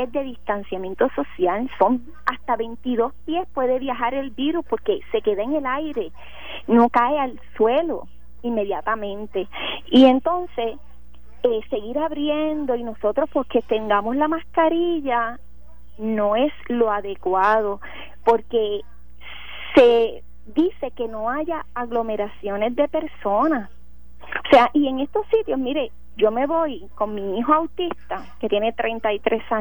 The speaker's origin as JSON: {"language": "Spanish", "country": "Puerto Rico", "said": "los temas que más importantes que están ocurriendo en mi país de Puerto Rico, no en Estados Unidos"}